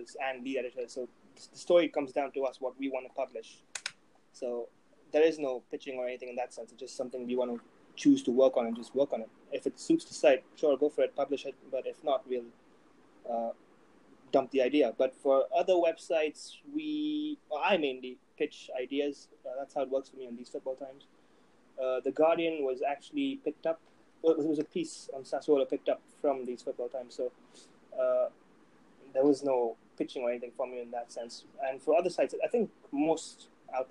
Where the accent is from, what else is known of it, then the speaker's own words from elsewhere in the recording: Dubai, United Arab Emirates; I grew up in Dubai